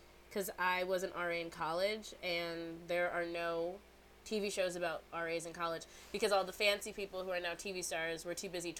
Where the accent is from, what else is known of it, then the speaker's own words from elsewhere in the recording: Aurora, Illinois, United States; moved away as an adult; now in Atlanta, United States; I'm from Aurora, Illinois.